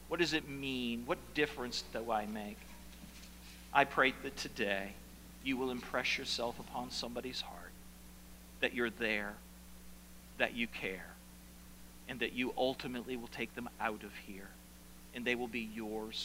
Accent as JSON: {"language": "English", "town": "South Paris", "region": "Maine", "country": "United States", "tie": "born or raised there", "said": "the upstairs farmhouse that I grew up in South Paris, Maine, 30 years ago"}